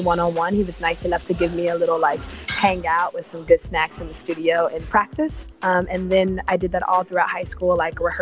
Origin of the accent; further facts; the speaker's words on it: Atlanta, Georgia, United States; also born or lived in Ohio; So I grew up kind of like behind the scenes in like clubs I probably shouldn't have been in, like Apache, and Moods music shows in Atlanta